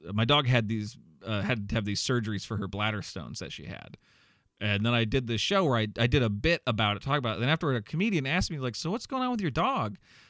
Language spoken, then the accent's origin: English; Iowa, United States; now in Chicago, United States; no, I'm from Iowa. I live in Chicago right now.